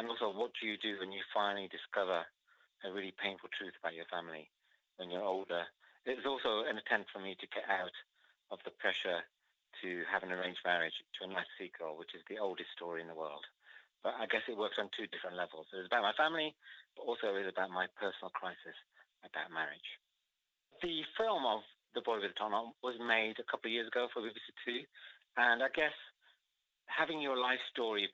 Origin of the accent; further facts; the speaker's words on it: Wolverhampton, West Midlands, United Kingdom; my life growing up in Wolverhampton